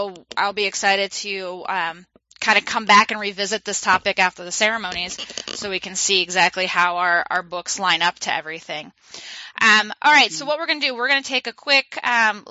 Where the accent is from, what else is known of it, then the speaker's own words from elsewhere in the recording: the South, United States; accent: southern; moved away; I had a very strong southern accent